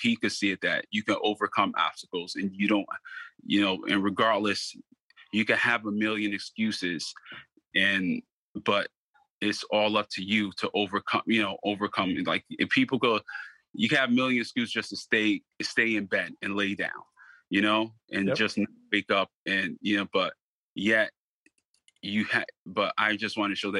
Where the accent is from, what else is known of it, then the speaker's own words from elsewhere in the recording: Stamford, Connecticut, United States; I'm from the community of Stanford. So I'm born and raised in Stanford.